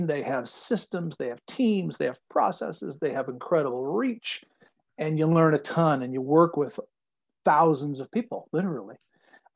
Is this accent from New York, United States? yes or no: yes; New York, United States; moved away; also born or lived in Silicon Valley; I grew up in New York